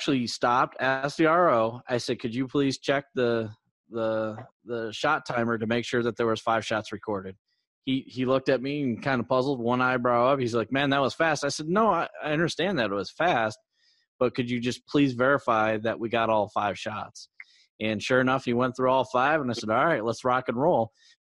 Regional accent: Syracuse, New York, United States; moved away; Syracuse colors from my hometown

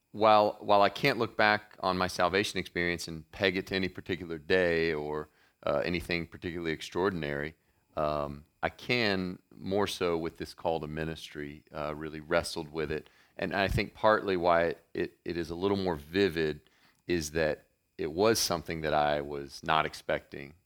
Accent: Murray, Kentucky, United States; moved away as an adult; also born or lived in Cincinnati, Ohio / New Jersey / New York; I was born in Cincinnati, and then, uh, my dad got transferred with his company to a little sleepy town called Murray, Kentucky.

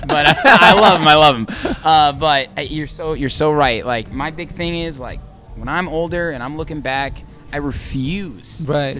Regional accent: Indiana, United States; And I'm from Indiana

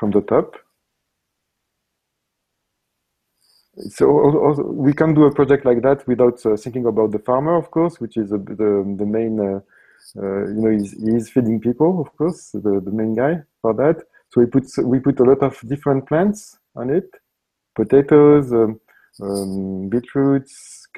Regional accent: Tunisia; English is a second language; moved away; I'm coming from Tunisia, my origin

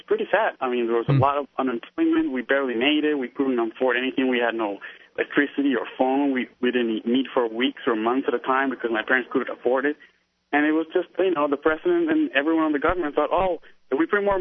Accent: Peru; now in New York, United States; I'm from Peru, so I was there during the Tachos president

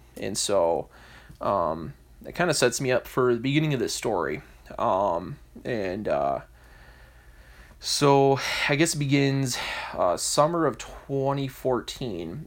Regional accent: Michigan, United States; I'm American, as I said before, I'm from Michigan

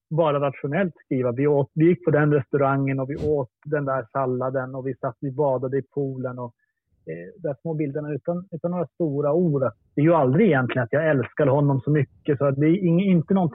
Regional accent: Luleå, Norrbotten County, Sweden; Luleå där jag är uppvuxen

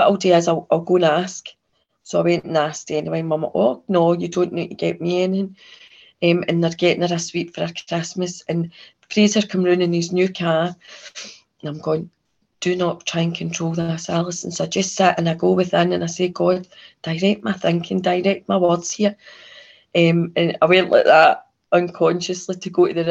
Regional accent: Kilwinning, Scotland, United Kingdom; I grew up in Kilwinning, which is a right orange town

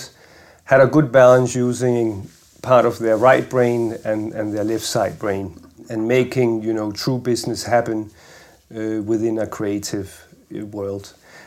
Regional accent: Denmark; moved away as an adult; also born or lived in Paris; I grew up in Denmark

